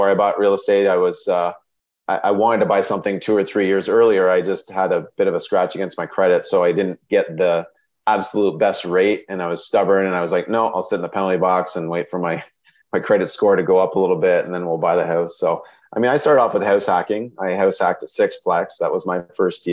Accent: Sarnia, Ontario, Canada; I'm from Sarnia, Ontario

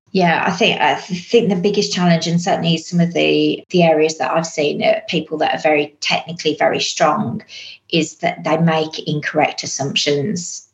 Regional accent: England, United Kingdom; accent: English; moved away as an adult; now in Australia; you'll probably guess from the accent, I'm also English.

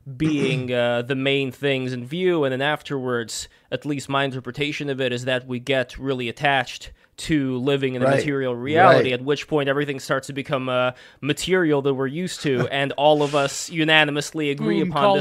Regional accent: Saint Petersburg, Russia; I'm also an immigrant. I'm originally from St. Petersburg, Russia, and I'm part Russian from my dad's side, part Jewish from my mom's side.

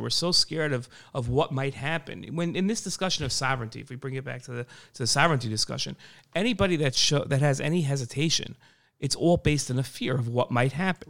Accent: United States; moved away as an adult; now in Israel

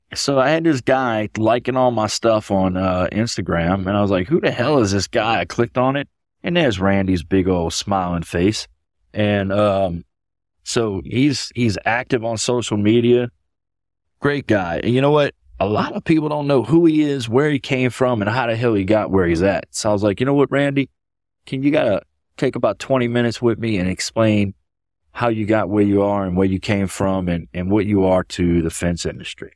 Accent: New Orleans, Louisiana, United States; New Orleans, my hometown

